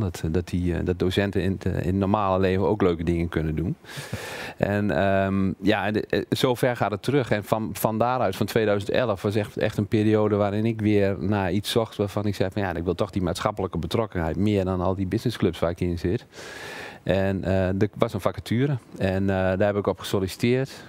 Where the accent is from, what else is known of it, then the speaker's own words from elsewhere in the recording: Emmen, Drenthe, Netherlands; moved away as an adult; also born or lived in Twente / Zwolle; now in Hengelo, Netherlands; ik ben geboren in Drenthe, in Emmen